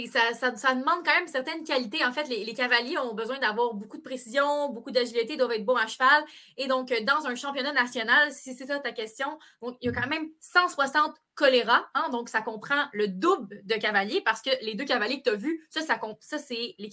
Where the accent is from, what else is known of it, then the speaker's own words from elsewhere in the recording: Quebec, Canada; On peut pas arriver de même en tant que Québécois et décider mm. d'apprendre ce sport-là comme ça.